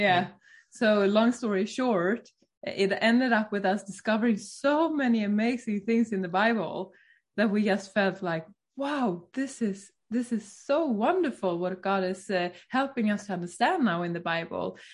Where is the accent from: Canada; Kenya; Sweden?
Sweden; now in Norway; I'm from Sweden.